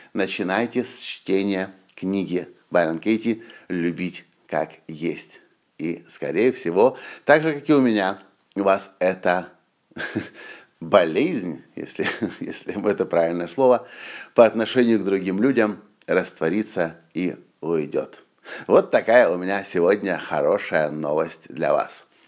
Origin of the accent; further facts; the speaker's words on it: Ukraine; мы из Украины